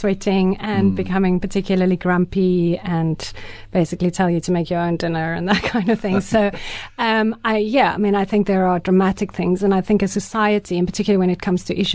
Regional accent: South Africa; first language Afrikaans; English is a second language; also born or lived in Ireland

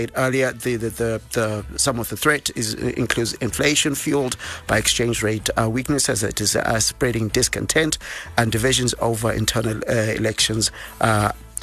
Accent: Bulawayo, Zimbabwe; from Bulawayo, my hometown

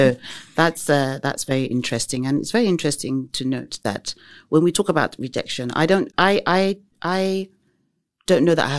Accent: England, United Kingdom; But in terms of growing up in England, however, we were considered as black minorities.

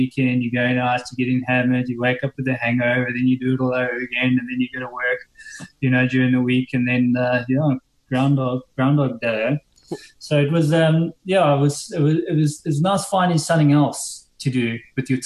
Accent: Shelly Beach, KwaZulu-Natal, South Africa; moved away as an adult; also born or lived in London; now in Sunshine Coast, Australia; I was brought up on the South Coast, Shelly Beach

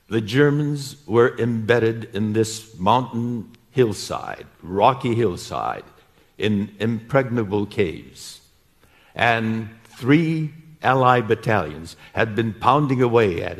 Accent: United States

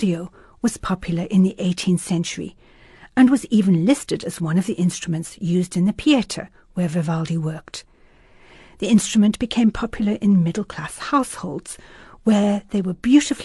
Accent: South Africa; I was from South Africa

